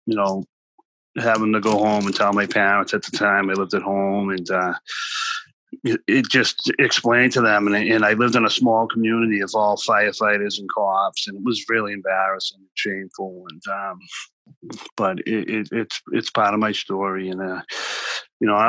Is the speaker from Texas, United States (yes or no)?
no; Boston, Massachusetts, United States; I grew up in Charlestown, which is a section of Boston.